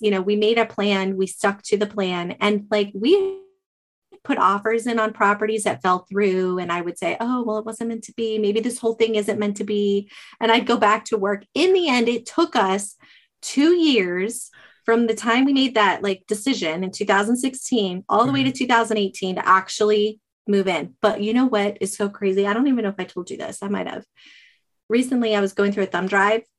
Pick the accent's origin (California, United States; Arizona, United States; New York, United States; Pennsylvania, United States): Arizona, United States; moved away as an adult; I'm from Arizona